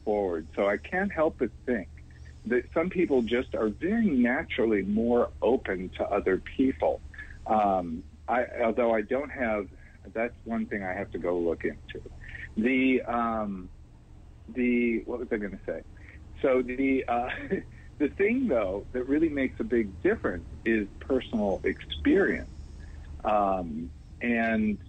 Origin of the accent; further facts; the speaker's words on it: California, United States; also born or lived in Houston, Texas; I was raised out here in California